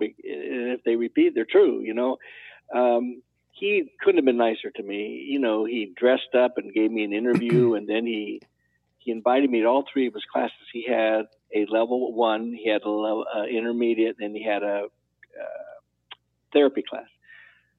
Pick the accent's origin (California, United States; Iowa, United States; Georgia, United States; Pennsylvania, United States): California, United States; I was from California